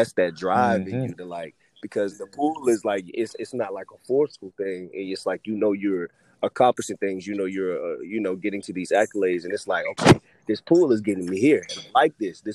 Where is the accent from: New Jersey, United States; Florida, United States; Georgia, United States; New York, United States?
Georgia, United States; Atlanta; I'm from Atlanta